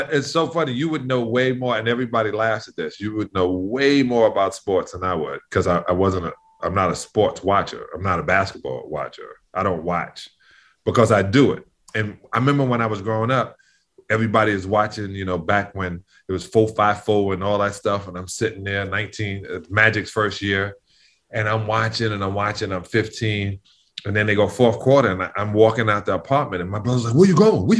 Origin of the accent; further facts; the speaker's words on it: New York City, New York, United States; I grew up in New York.